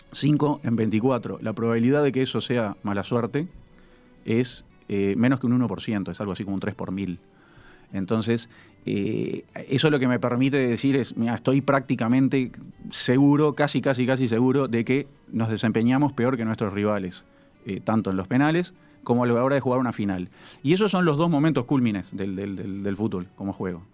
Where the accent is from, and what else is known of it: Uruguay